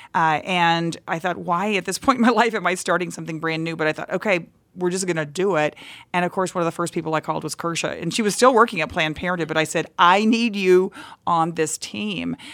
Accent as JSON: {"language": "English", "region": "Texas", "country": "United States", "tie": "born or raised there", "said": "I grew up in Texas where any anything that you wanted to do as a girl you kind of had to fight for"}